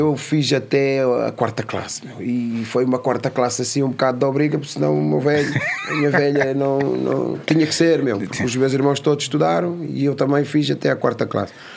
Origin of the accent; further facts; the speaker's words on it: Amadora, Lisbon, Portugal; also born or lived in São Tomé and Príncipe; nasci em São Tomé Príncipe. vim para, para a Cova da Moura com dois anos de idade.